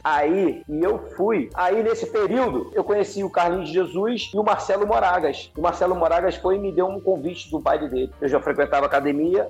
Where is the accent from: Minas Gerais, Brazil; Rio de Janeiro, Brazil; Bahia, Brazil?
Rio de Janeiro, Brazil; Campo Grande, Santa Cruz, né, que era minha terra, minha, da minha, a minha raiz de lá, né, Santa Cruz